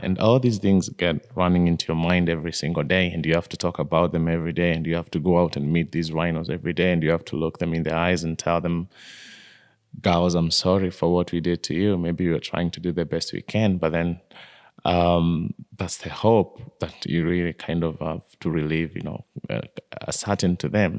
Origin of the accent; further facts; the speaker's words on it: Kenya; I was born in Kenya, in a, in a small village just below the slopes of Mount Kenya